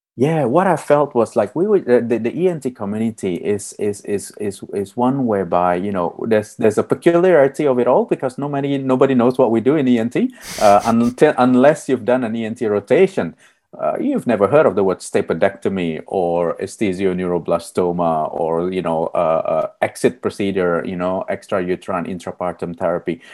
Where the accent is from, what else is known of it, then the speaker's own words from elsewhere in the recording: Melbourne, Victoria, Australia; I'm from Narum, Melbourne, uh, the land of the Wurundjeri people